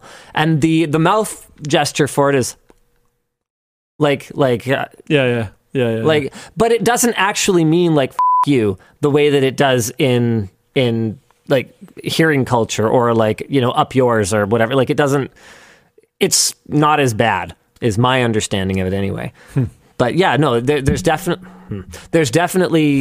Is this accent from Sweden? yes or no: no; Canada; we're from Canada, where places are really big